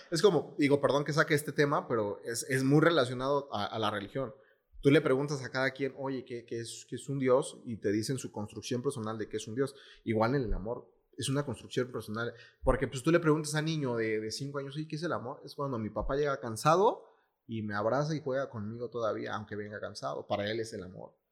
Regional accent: Mexico; como mexicanos, bueno, como latinos

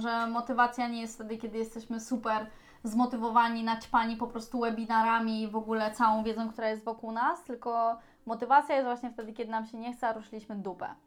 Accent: Poland; jesteśmy zajebistą ekipą z Polski

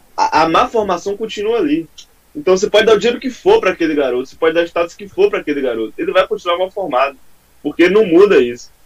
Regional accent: Salvador, Bahia, Brazil; Sou da, da Salvador, Bahia, não moro em São Paulo

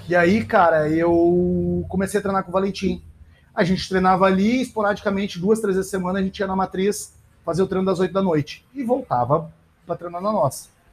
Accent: Brazil; a gente é brasileiro

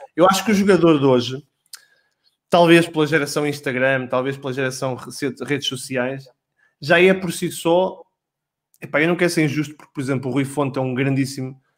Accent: Esposende, Norte, Portugal; Eu sou de Esposena

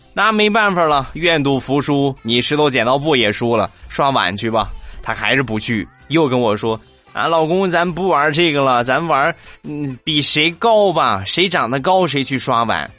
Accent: northern China, China; 我们这个地方，北方来说呢

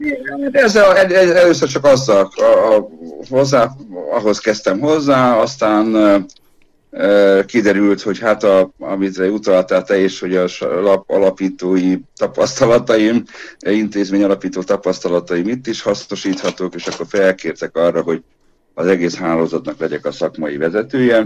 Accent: Oradea, Bihor County, Romania; moved away as an adult; now in Debrecen, Hungary; én nagyváradiként

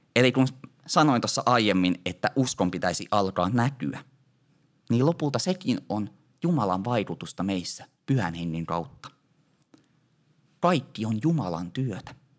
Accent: Ostrobothnia, Finland; Meillä Pohjanmaalla sanotaan, notta se on suuremmas käres

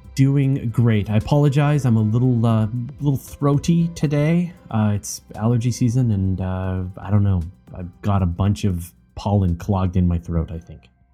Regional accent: Canada; as a Canadian

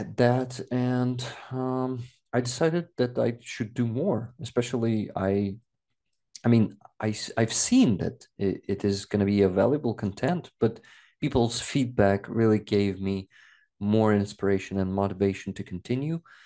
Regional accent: Makiivka, Donetsk Oblast, Ukraine; first language Russian; English is a second language; moved away; I was actually born in Makhiivka. Uh, it's next to Donetsk

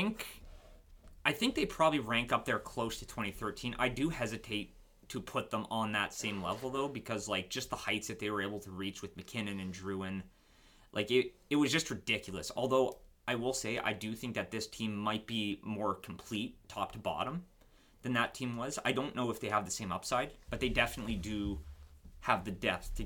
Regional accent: Moncton, New Brunswick, Canada; I'm from Moncton

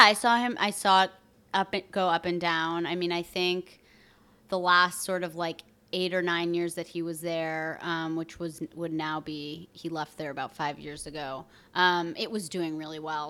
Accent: outside of Burlington, Vermont, United States; now in New York, United States; I grew up in Vermont, a lot of skiing

